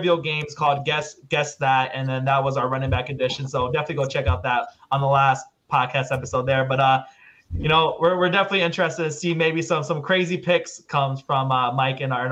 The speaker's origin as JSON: {"language": "English", "town": "London", "region": "Ontario", "country": "Canada", "moved": "yes", "lives_now": "United States", "said": "We're all actually from London, Ontario. I'm actually now moved to the States"}